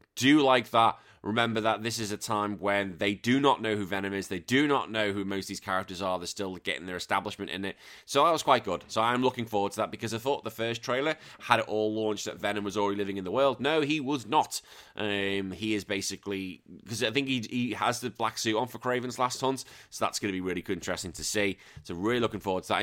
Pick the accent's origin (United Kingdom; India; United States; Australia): United Kingdom; England; being an Englishman